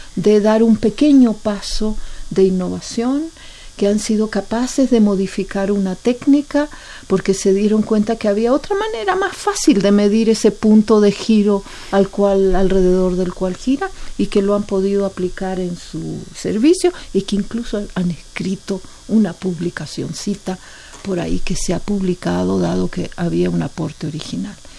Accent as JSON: {"language": "Spanish", "country": "Chile", "moved": "yes", "lives_now": "Mexico", "said": "yo soy chilena"}